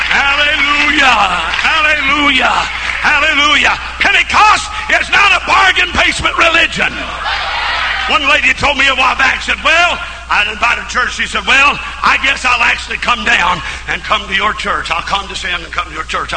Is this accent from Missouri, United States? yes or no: yes; Missouri, United States; my hometown of Missouri